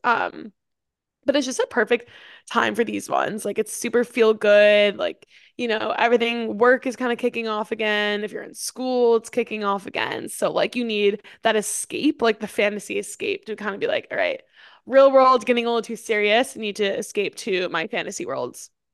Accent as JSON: {"language": "English", "region": "New York", "country": "United States", "tie": "born or raised there", "said": "growing up in New York, I had, like, the fall vibe"}